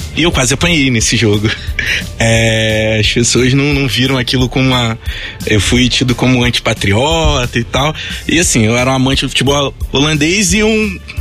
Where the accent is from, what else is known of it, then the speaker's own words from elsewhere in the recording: Nova Iguaçu, Rio de Janeiro, Brazil; acompanhar o time lá do meu bairro, né? Que é, na época assim que eu comecei a me entender como gente, estava é, crescendo, era foi campeão municipal lá de Nova Iguaçu